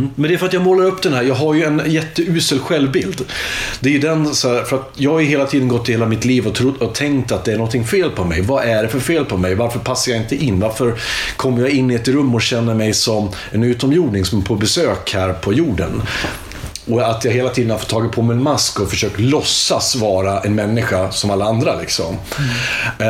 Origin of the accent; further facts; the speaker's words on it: Iggesund, Gävleborg County, Sweden; jag är från Iggesund som ligger utanför Hudiksvall. Hudiksvall ligger i Hälsingland